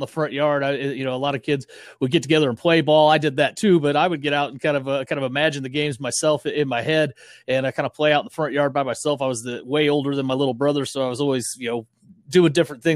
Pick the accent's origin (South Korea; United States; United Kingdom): United States; Lexington, Missouri; I grew up in Lexington. It's a football community through and through, with multiple state titles